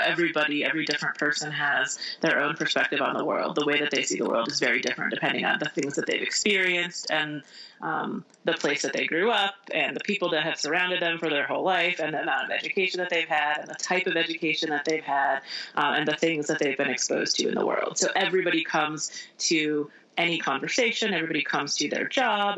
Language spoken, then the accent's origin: English; Indiana, United States; also born or lived in Michigan / New York City; now in Vermont, United States; I grew up in Indiana, but I was born in Michigan